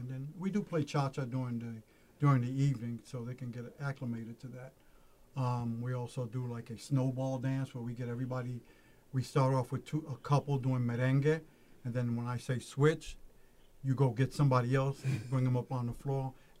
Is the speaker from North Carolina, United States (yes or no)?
no; New York City, New York, United States; moved away as an adult; now in Peoria, United States; we're both from New York City, Harlem. We grew up together